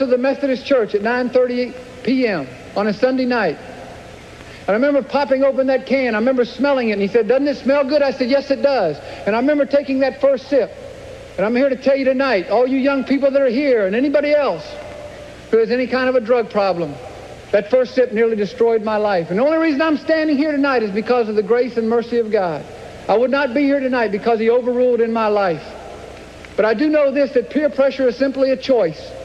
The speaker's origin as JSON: {"language": "English", "town": "Clemson", "region": "South Carolina", "country": "United States", "tie": "born or raised there", "said": "I grew up in Clemson, South Carolina"}